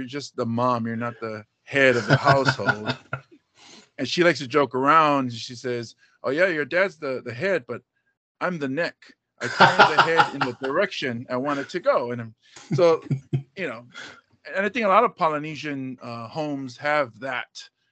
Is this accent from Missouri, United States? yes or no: no; Hawaii, United States; also born or lived in Buffalo, New York / Pittsburgh, Pennsylvania; being raised here in Hawaii, I grew up in an Asian neighborhood